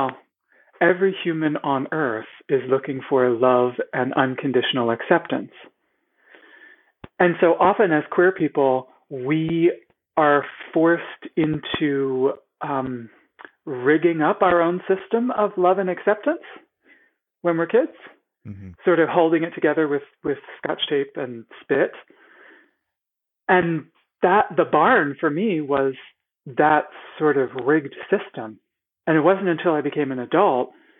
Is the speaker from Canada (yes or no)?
no; central Pennsylvania, United States; The middle of Pennsylvania